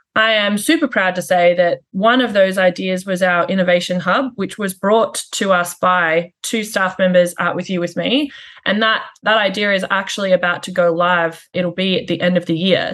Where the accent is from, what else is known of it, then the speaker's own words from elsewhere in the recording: Australia; also born or lived in United Kingdom; now in Canada; I'm Australian